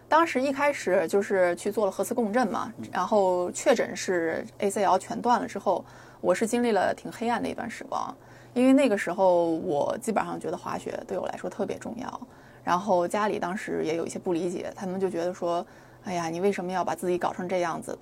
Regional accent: Nanjing, Jiangsu, China; now in United States; 然后南京，我是我的家乡嘛

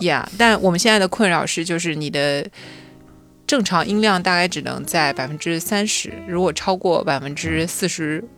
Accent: Shanghai, China; moved away; 作为上海人

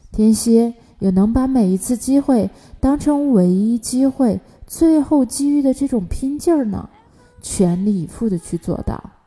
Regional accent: China; 每当我们中国人遇到困难的时候

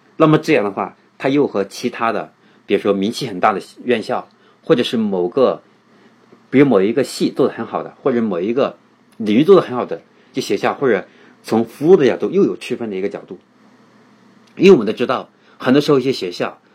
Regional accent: China; 我们中国人

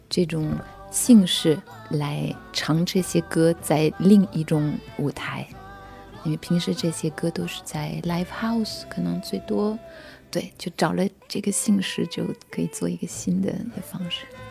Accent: France; Chinese is a second language; moved away as an adult; 我也是从法国来的，就背的一个大书包

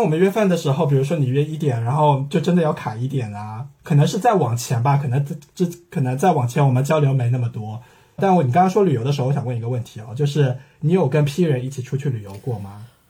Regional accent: Shanghai, China; also born or lived in Birmingham, United Kingdom / Italy; 在上海从小长大的人

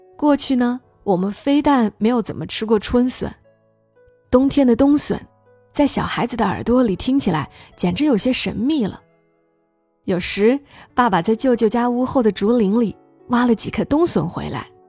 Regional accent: Hunan, China; moved away; 我想起这个季节的老家，我们湖南老家，即将会有我最爱吃的小笋

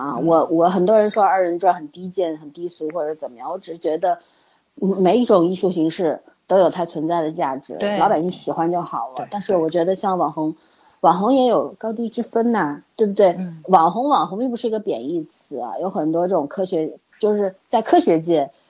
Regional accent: China; 首先，我们中国人实在是太多了，对吧？

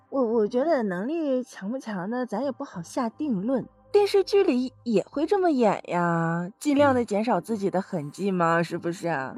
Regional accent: Jilin, China; 我老家是吉林省的一个在东北特别没有存在感的省份

